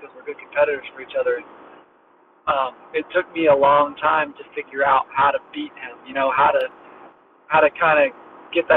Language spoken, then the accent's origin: English; Tappahannock, Virginia, United States; I grew up in Tappahannock, Virginia, which is about 50 minutes east of Richmond